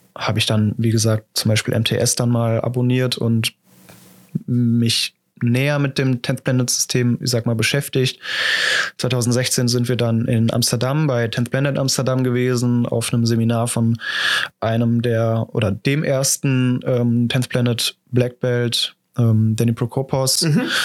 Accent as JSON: {"language": "German", "town": "Düsseldorf", "region": "North Rhine-Westphalia", "country": "Germany", "tie": "born or raised there", "said": "geboren und aufgewachsen in Düsseldorf"}